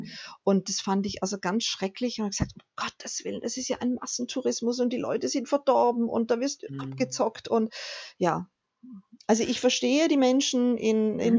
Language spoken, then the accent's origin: German; Germany; wir einfach als Deutsche